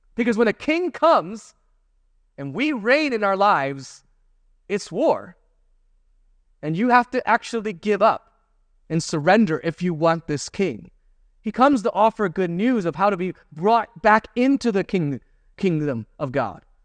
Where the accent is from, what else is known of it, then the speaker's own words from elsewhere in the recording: United States; as an American